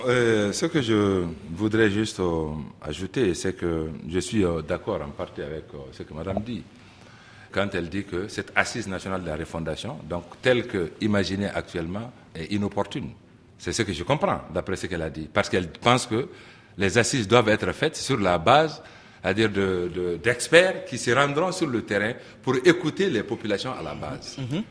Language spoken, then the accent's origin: French; Mali; chez nous, au Mali